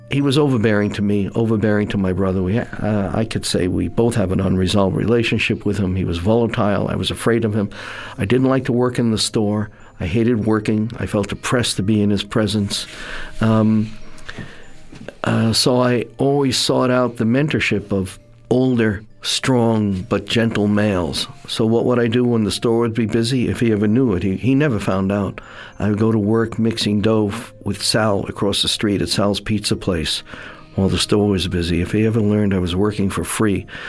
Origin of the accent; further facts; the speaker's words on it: New York City, New York, United States; also born or lived in Staten Island; I'm born and raised in Brooklyn